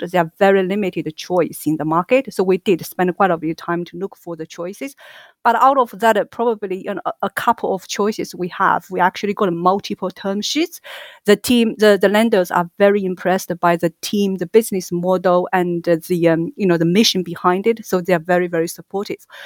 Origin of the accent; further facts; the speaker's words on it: China; moved away as an adult; also born or lived in Singapore; now in United Kingdom; Originally, I'm from China